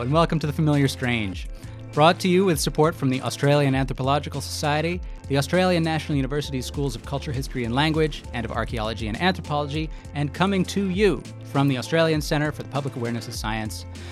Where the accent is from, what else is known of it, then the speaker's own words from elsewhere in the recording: United States; I'm a white man, I'm from America